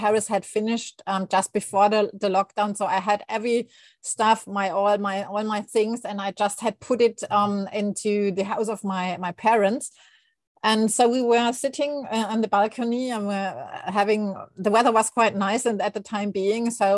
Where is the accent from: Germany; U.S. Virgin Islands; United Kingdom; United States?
Germany; English is a second language; moved away as an adult; now in Asuncion, Paraguay; I'm not a native speaker of English, although I think I learned since I was 10. So it's in the meantime, it's quite a while. So I'm German and I moved here in December 21